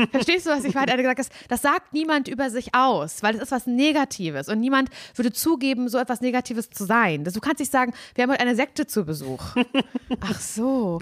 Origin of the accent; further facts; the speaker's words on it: East Germany, Germany; ich bin ja im, ähm, im Osten groß geworden